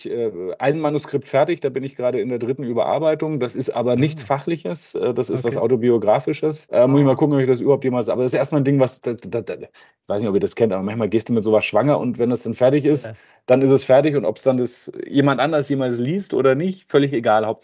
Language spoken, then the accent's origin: German; Bavaria, Germany; Ich bin auf dem Land aufgewachsen am Ammersee, da war immer schon viel mit Natur und ähm, wir waren wahrscheinlich eine der ersten äh, bayerischen äh, Kommunen mit den Grünen im, im, Gemeinderat